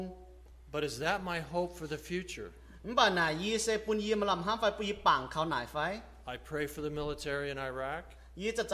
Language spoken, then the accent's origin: English; United States; I was born right here in Reading, just on the other side of the river. My family were ranchers.